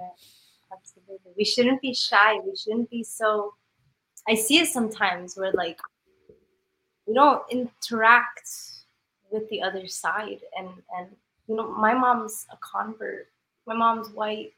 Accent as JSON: {"language": "English", "town": "Denver", "region": "Colorado", "country": "United States", "tie": "born or raised there", "moved": "as an adult", "lives_now": "Houston, United States", "said": "I'm born and raised in Denver. So mm-hmm. I'm from the mountains"}